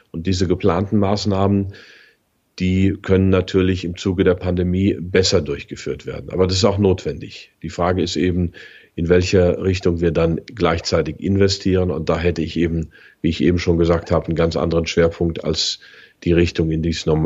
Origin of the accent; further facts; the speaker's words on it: Germany; Und das sind wir nun mal als Deutsche